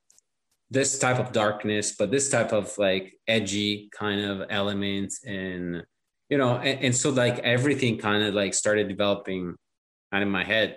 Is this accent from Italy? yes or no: yes; Italy; English is a second language; moved away; born and raised in Italy, I watched it in Italian